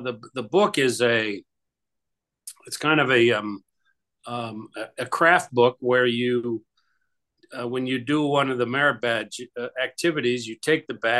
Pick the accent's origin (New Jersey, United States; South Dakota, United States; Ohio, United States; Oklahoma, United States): Ohio, United States; Youngstown; I grew up in Youngstown, Ohio